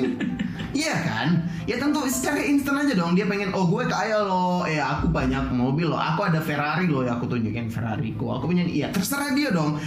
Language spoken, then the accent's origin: Indonesian; Sumatra, Indonesia; kita anak Sumatera.